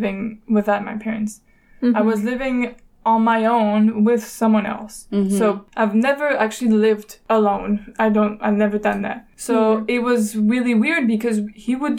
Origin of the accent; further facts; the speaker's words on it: Mons, Wallonia, Belgium; first language French; English is a second language; moved away as an adult; my hometown, maybe it's different in other towns. I'm from Mons